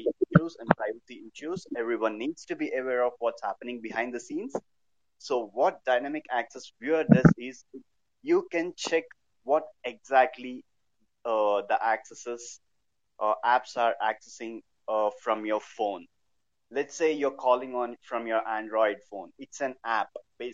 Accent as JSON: {"language": "English", "town": "Hyderabad", "region": "Telangana", "country": "India", "said": "I'm from Hyderabad"}